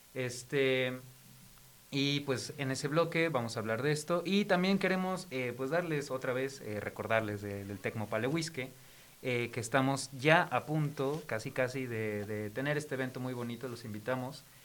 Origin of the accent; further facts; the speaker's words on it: Mexico City, Mexico; yo soy de Ciudad de México